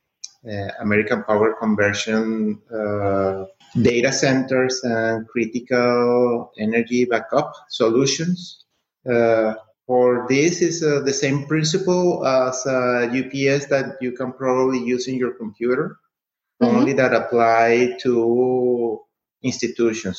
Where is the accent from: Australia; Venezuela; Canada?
Venezuela; moved away as an adult; also born or lived in Miami; I'm originally from Venezuela